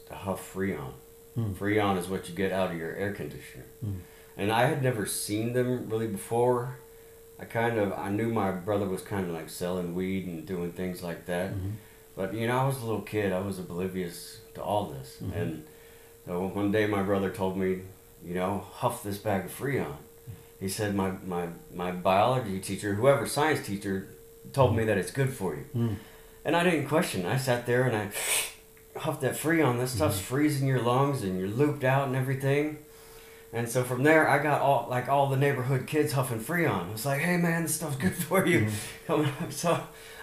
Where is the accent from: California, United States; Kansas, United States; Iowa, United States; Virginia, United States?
California, United States; Laguna Hills; moved away as an adult; also born or lived in Chattanooga, Tennessee / Louisiana / Sugar Land, Texas; by the time I was seven, I was in California, Southern California, Laguna Hills. And that's kind of where I grew up till, you know, I stayed there till I was 20 years old.